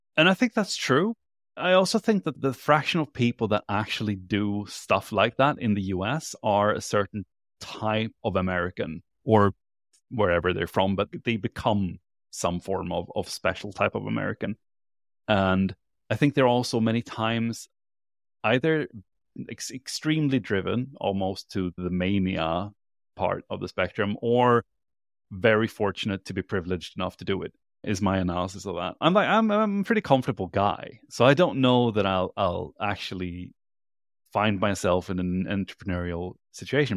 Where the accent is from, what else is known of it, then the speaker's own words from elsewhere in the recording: Sweden; moved away as an adult; also born or lived in California; I am from Sweden